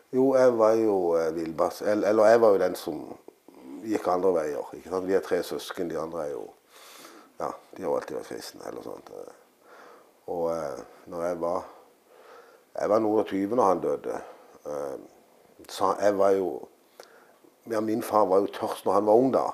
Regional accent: Søgne, Agder, Norway; her jeg er født og oppvokst

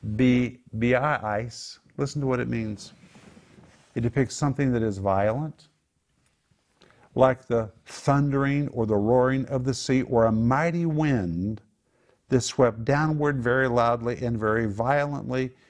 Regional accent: Oklahoma, United States; moved away; I grew up in Oklahoma

